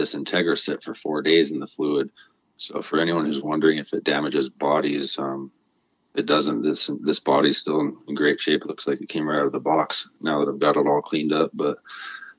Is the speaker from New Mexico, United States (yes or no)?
yes; New Mexico, United States; also born or lived in Washington; now in Colorado, United States; I was raised in New Mexico, and as you know, there's a lot of lowriders there.